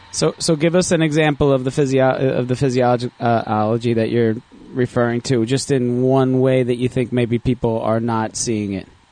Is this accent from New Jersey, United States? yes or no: yes; New Jersey, United States; I'm like from Jersey through and through